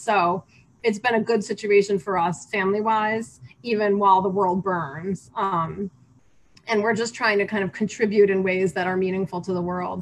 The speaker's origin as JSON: {"language": "English", "country": "United States", "moved": "as an adult", "lives_now": "Beijing, China"}